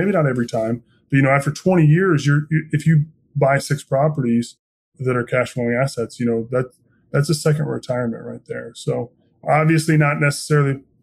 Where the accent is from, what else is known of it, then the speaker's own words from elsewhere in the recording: Indiana, United States; I'm born and raised in Indiana, very proud Hoosier